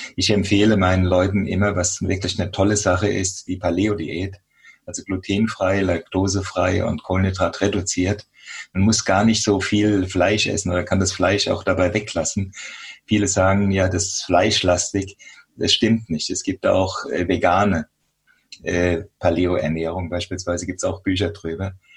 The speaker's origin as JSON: {"language": "German", "country": "Germany", "said": "hier bei uns in Deutschland"}